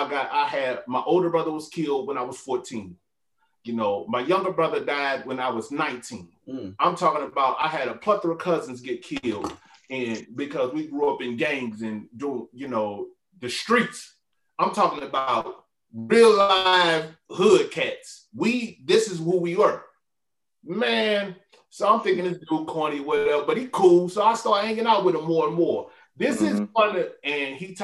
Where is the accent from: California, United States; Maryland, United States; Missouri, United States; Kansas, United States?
Missouri, United States; St. Louis; moved away; I'm from St. Louis.